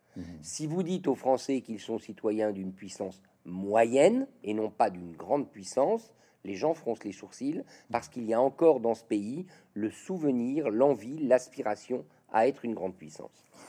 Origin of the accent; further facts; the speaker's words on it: Nièvre, Bourgogne-Franche-Comté, France; j'ai grandi aux côtés de ma mère, et il se trouve que j'ai grandi dans la Nièvre, au centre de la France